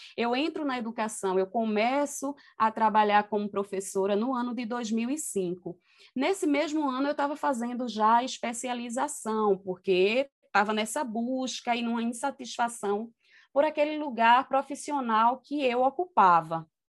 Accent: Recife, Pernambuco, Brazil; eu nasci é, no Alto José do Pinho e cresci numa comunidade é, na Tamarineira. Isso zona norte do Recife

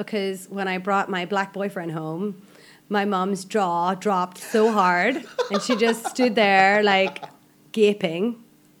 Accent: Ireland; moved away as an adult; now in Malaysia; I'm Irish

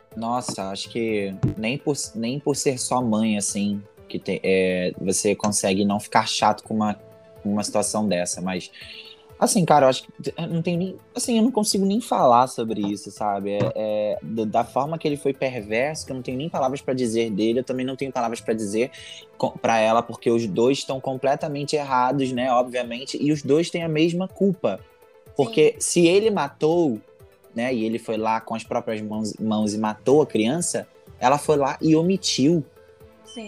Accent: Brazil; eu sou brasileiro

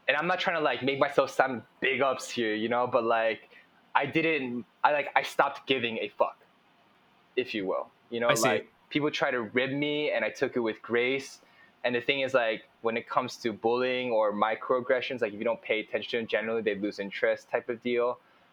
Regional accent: Miami, Florida, United States; growing up in Miami, I went to like a pretty posh middle school

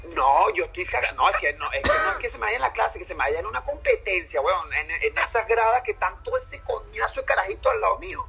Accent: Venezuela; now in Canada; gente que es de Venezuela, en el caso de nosotros

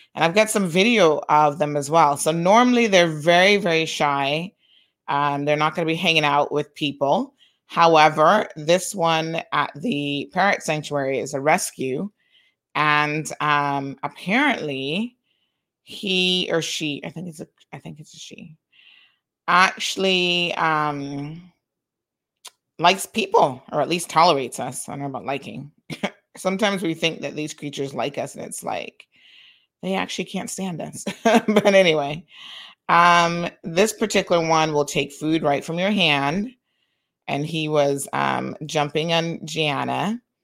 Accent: Tampa, Florida, United States; I grew up in Tampa

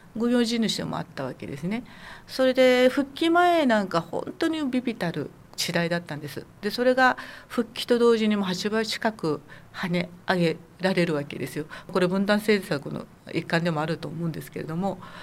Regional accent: Okinawa, Japan; also born or lived in Tokyo; 沖縄出身なので

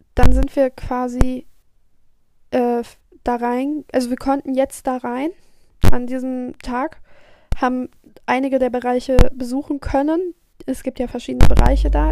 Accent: North Rhine-Westphalia, Germany; born or raised there

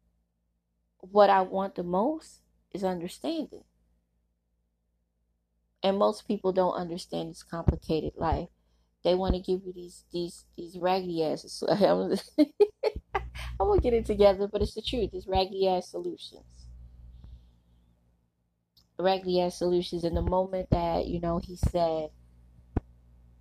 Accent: New York City, New York, United States; I was a girl growing up in Brooklyn.

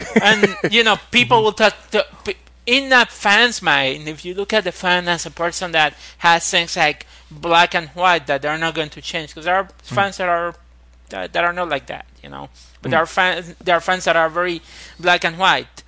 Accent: Puerto Rico; I come from Puerto Rico

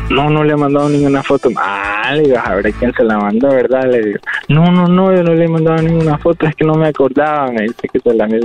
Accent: Honduras; Porque no sé, pues, tal vez somos hondureños, la misma cultura

